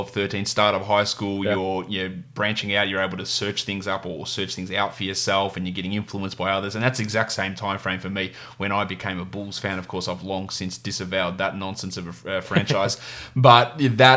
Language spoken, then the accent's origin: English; Victoria, Australia; my home country, my home state of Victoria here in Australia